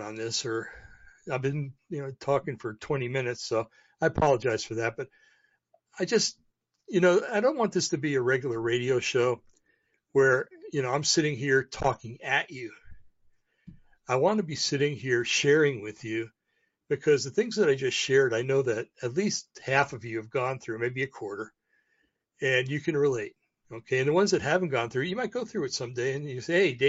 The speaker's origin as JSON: {"language": "English", "country": "United States", "said": "I'm an American. I've been an American since I was born."}